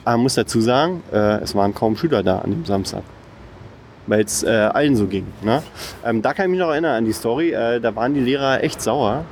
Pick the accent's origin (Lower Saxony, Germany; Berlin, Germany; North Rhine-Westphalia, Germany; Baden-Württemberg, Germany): Berlin, Germany; ich komme aus Marzahn